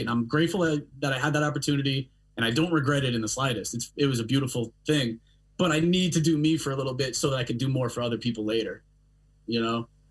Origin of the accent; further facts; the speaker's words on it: Long Island, New York, United States; moved away as an adult; also born or lived in Brooklyn; I'm born and raised on Long Island